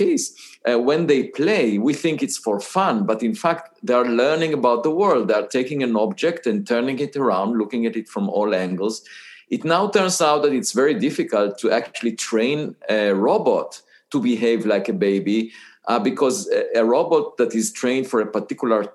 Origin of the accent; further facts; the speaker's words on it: Israel; moved away as an adult; I was born in Israel